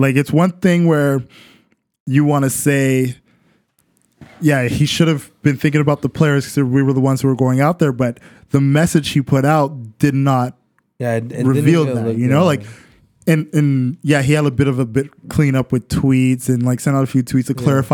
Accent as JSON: {"language": "English", "country": "Canada", "said": "I'm Canadian"}